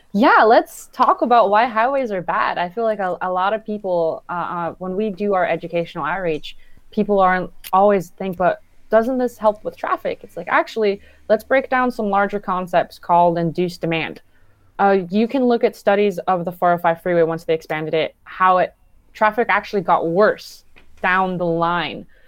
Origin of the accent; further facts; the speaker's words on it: Downey, California, United States; I grew up and live in Downey, California.